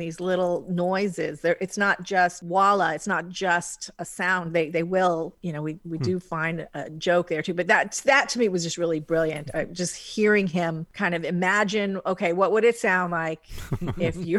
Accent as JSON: {"language": "English", "region": "Hawaii", "country": "United States", "said": "I'm from Hawaii."}